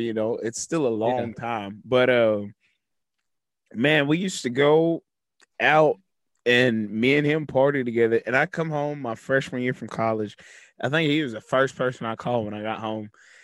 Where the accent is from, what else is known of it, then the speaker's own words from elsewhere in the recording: Navasota, Texas, United States; moved away; my hometown. Nothing against Navasota